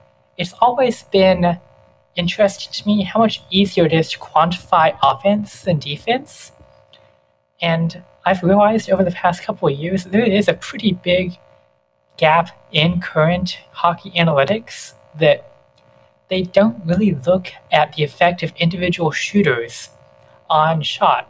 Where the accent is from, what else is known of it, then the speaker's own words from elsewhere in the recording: Kentucky, United States; moved away as an adult; now in Nashville, United States; I'm initially from Kentucky, and I went to undergrad there. I came to Nashville